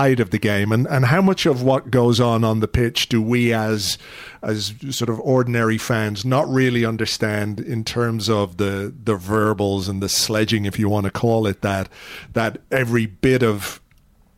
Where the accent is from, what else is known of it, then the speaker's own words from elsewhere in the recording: Yorkshire and the Humber, United Kingdom; also born or lived in Croydon; I was born in Croydon, but grew up in Yorkshire.